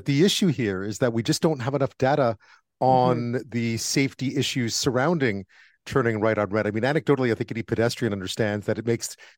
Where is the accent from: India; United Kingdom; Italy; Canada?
Canada; Montreal, Quebec; I grew up in Montreal